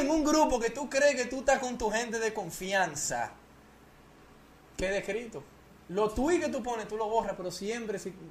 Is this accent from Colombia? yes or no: no; Puerto Rico; moved away; Yo nací en Puerto Rico. Y, yo voy mucho a Puerto Rico y, tengo familia